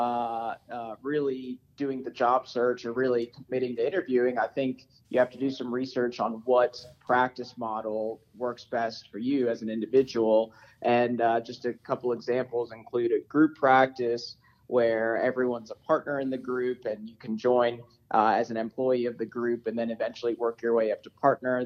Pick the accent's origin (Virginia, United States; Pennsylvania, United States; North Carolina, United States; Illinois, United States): Virginia, United States; Richmond; moved away as an adult; also born or lived in New Orleans, Louisiana; now in Denver, United States; I grew up in Richmond, Virginia, went to undergrad and medical school at VCU and VCU School of Medicine